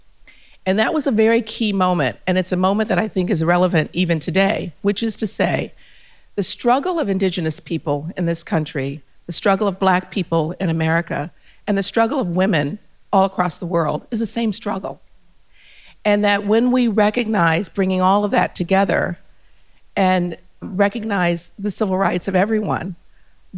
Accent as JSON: {"language": "English", "country": "Germany", "tie": "born or raised there", "also_born_or_lived": "Ethiopia / United States / New Delhi / Paris", "moved": "yes", "lives_now": "Australia", "said": "I grew up in Germany. I'm Ethiopian by descent"}